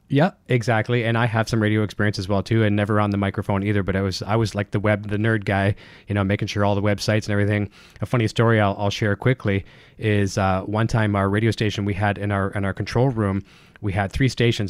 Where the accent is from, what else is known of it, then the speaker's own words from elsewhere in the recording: Canada; me being Mister Canadian and overpronouncing everything